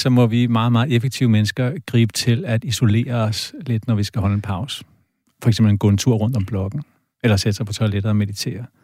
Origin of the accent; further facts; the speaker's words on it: Denmark; så er vi danskere enormt effektive.